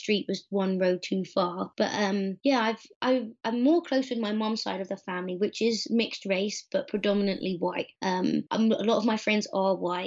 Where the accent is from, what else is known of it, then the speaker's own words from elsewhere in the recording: London, United Kingdom; moved away; also born or lived in Richmond / British Columbia; I grew up in Streatham, which is southwest London